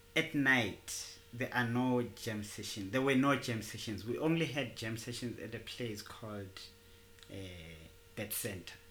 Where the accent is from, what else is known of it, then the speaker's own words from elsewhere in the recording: Tembisa, Gauteng, South Africa; I'm a trombone player from Tembisa. I, I was born and bred in Tembisa.